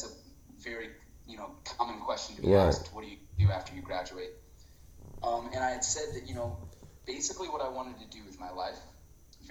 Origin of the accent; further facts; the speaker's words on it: Iowa, United States; moved away as an adult; now in Switzerland; I'm actually from Iowa